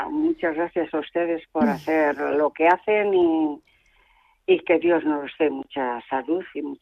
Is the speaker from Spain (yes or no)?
yes; Madrid, Community of Madrid, Spain; now in Talavera de la Reina, Spain; nada, soy madrileña, pero vivo en ah. Talavera.